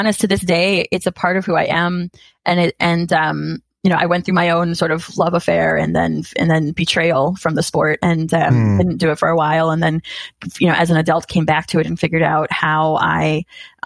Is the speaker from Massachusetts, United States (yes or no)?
yes; Massachusetts, United States; I grew up in Massachusetts